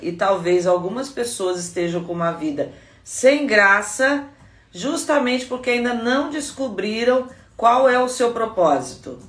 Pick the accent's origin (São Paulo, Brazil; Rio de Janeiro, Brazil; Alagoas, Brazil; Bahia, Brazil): São Paulo, Brazil; Guaratinguetá; lá na minha terra, Guaratinguetá